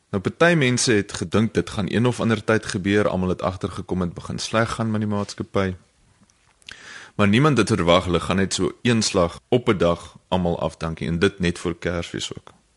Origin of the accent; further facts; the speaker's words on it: South Africa; ons mans in Suid-Afrika dog so groot geword